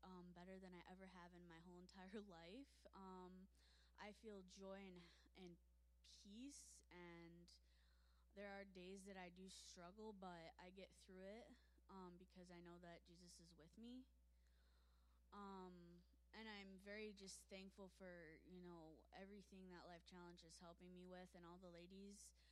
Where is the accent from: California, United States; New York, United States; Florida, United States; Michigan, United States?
Michigan, United States; Lake Orion; Lake Orion.